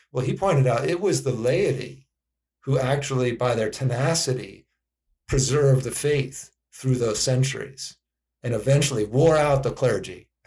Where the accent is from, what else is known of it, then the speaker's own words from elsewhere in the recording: East Coast, United States; moved away as an adult; also born or lived in Virginia; now in Phoenix, United States; I'm from the East Coast originally